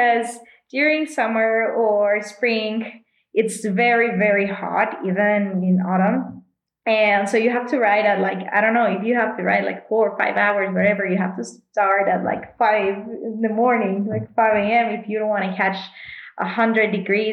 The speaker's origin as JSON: {"language": "English", "town": "Monterrey", "region": "Nuevo León", "country": "Mexico", "said": "I'm from Monterey, Mexico, and I'm a professional cyclist"}